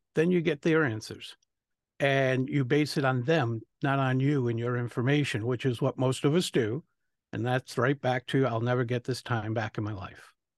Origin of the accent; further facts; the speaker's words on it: Rhode Island, United States; I'm from Rhode Island